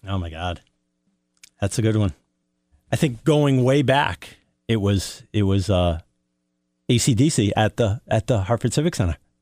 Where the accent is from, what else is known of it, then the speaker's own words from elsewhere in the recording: Norwich, East of England, United Kingdom; also born or lived in Canterbury; Born and bred in Norwich.